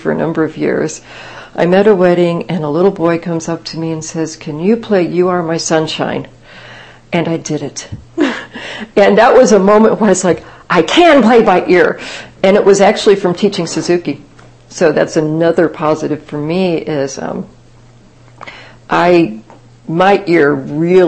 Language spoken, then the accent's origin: English; Kansas, United States; moved away; It was a small town I grew up in Kansas